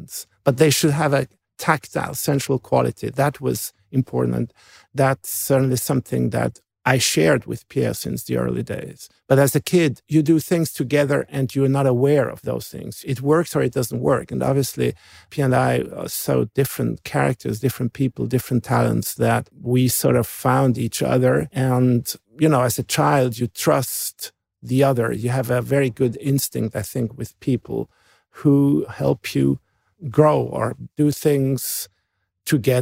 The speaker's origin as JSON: {"language": "English", "town": "Basel", "region": "Basel-Stadt", "country": "Switzerland", "tie": "born or raised there", "said": "So not only I'm from Basel, but I'm literally actually from this Messe neighborhood."}